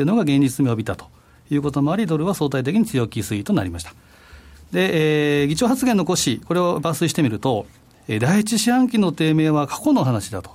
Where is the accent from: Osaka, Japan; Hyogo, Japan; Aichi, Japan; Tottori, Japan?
Osaka, Japan; moved away; 私のふるさと、大阪